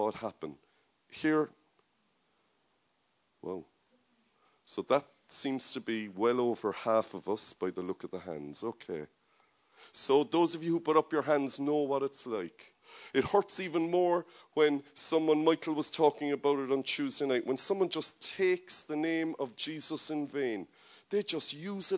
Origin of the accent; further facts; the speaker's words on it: Ireland; I love Ireland, I love my nation, I'm very comfortable being an Irish man, I speak the language